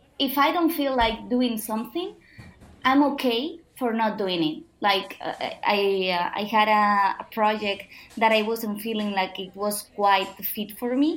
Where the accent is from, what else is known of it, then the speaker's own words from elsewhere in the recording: Barcelona, Catalonia, Spain; moved away as an adult; also born or lived in Istanbul; the life that I was living back in Barcelona, in my hometown.